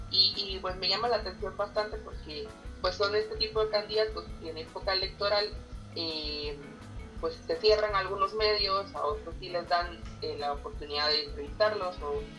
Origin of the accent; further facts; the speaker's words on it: Oriente, Guatemala; que yo soy de Oriente y la gente de Oriente, pues no somos tan amables, somos más directos.